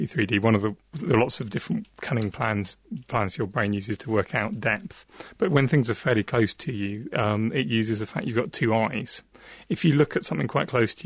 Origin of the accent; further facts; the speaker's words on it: South Devon, South West England, United Kingdom; moved away; I grew up in South Devon, right on the coast